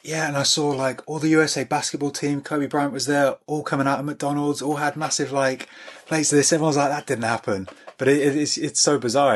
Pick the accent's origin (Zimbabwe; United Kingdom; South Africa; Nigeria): United Kingdom; near Birmingham, West Midlands; I grew up near Birmingham